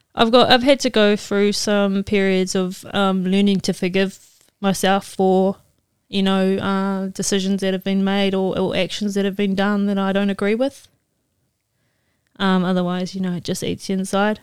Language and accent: English; New Zealand; moved away as an adult; also born or lived in Mississippi; I'm from New Zealand